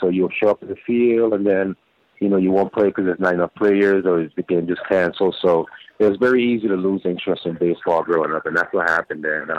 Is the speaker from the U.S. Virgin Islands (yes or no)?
yes; St. Thomas, U.S. Virgin Islands; unfortunately, I wasn't really a fan of baseball growing up.